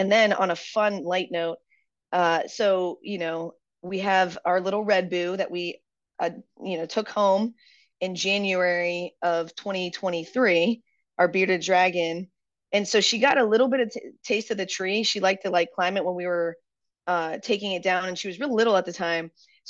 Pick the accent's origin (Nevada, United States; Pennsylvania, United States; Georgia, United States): Pennsylvania, United States; Pittsburgh; we come from Pittsburgh, where the housing market is very disparate.